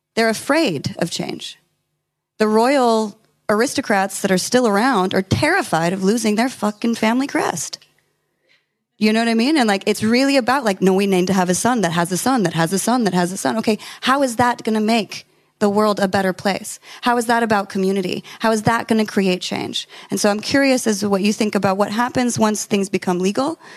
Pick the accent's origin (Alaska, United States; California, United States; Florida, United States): California, United States; I'm from California